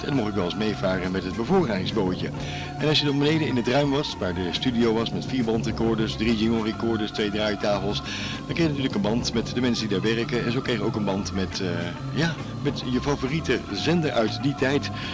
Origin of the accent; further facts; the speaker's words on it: The Hague, South Holland, Netherlands; Ik ben geboren in Scheveningen